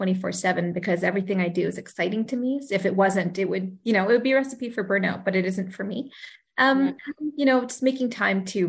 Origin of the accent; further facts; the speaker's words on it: Sherwood Park, Alberta, Canada; also born or lived in Brandon, Manitoba / Edmonton; I moved to Sherwood Park when I was 11 months old, and pretty much have done most of my schooling here